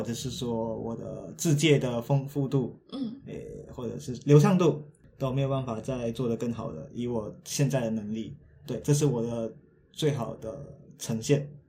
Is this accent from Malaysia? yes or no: yes; Malaysia; now in Taiwan; 回到马来西亚，回到我的故乡去